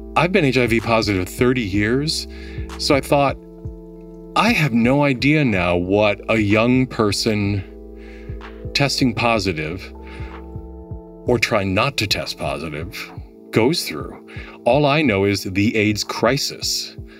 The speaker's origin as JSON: {"language": "English", "town": "Milwaukee", "region": "Wisconsin", "country": "United States", "tie": "born or raised there", "also_born_or_lived": "Minneapolis", "moved": "as an adult", "lives_now": "New York, United States", "said": "born and raised Milwaukee"}